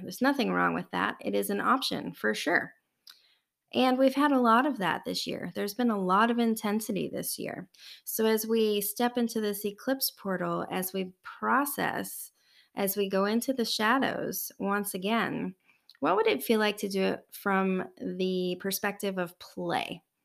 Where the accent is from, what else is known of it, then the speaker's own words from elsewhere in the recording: United States; We, as an American culture in the United States